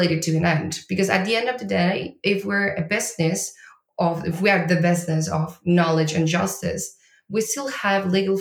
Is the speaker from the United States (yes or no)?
no; Argentina; moved away as an adult; now in Lisbon, Portugal; I am from Argentina